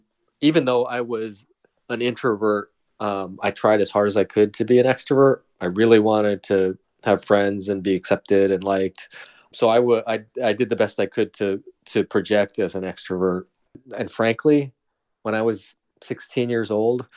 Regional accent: South Windham, Connecticut, United States; also born or lived in Seoul, South Korea; my hometown was 10,000 people

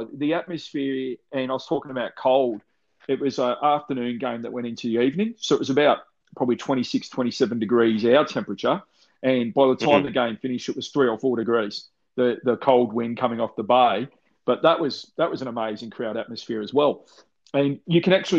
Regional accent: Melbourne, Victoria, Australia; when I grew up in Melbourne

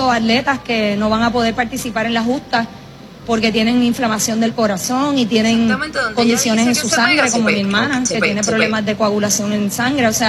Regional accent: Puerto Rico; Nosotros como puertorriqueños tendemos también a burlarnos.

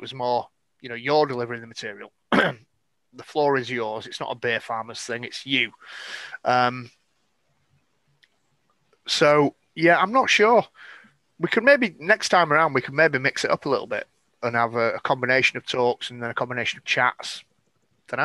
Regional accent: Scotland, United Kingdom; I'm Scottish.

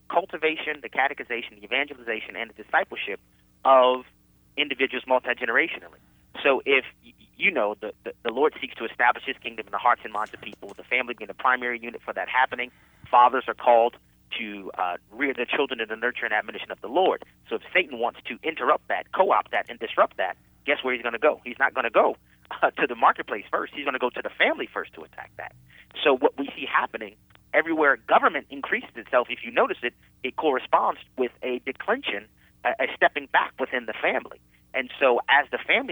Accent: New Orleans, Louisiana, United States; Where I grew up in New Orleans, you can't get a decent education

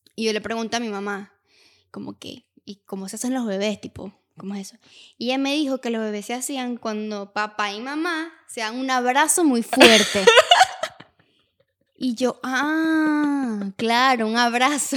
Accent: Valencia, Carabobo, Venezuela; yo estuve de pequeña en Valencia

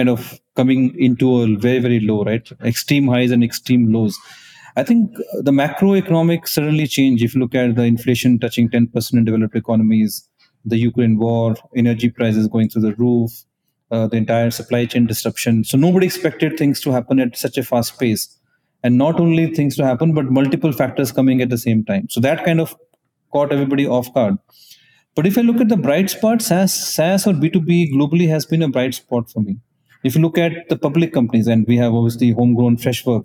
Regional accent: Moga, Punjab, India; I am from Moga in Punjab

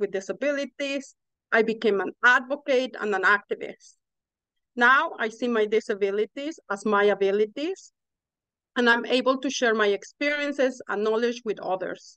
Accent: Mexico; English is a second language; moved away as an adult; now in Canada; so I'm originally from Mexico, as you can hear

